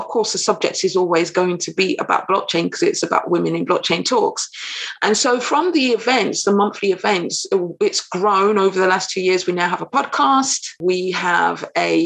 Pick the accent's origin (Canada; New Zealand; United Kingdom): United Kingdom; also born or lived in Caribbean (ancestry); now in London, United Kingdom; I'm based in London, UK, I'm British, of Caribbean descent